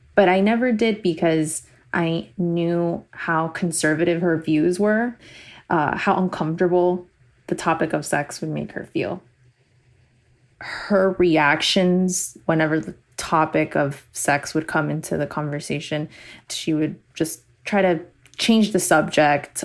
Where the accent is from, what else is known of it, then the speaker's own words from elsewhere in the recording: Miami, Florida, United States; I was born and raised in Miami